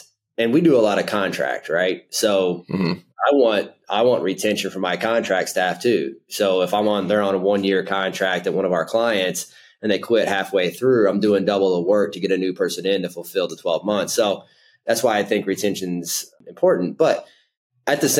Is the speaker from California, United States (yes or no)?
no; Southern Indiana, United States; now in Indianapolis, United States; I'm a Indiana native. I grew up in Southern Indiana, super small town, close to Evansville